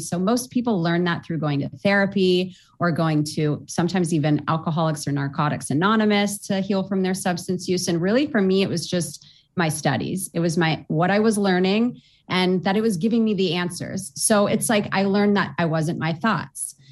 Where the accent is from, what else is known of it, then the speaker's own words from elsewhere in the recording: Orange County, California, United States; I was born and raised in Orange County, California